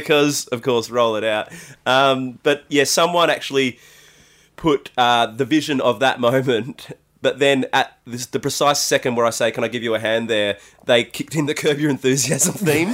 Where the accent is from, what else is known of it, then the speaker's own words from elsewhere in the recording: Adelaide, South Australia, Australia; I'm from Adelaide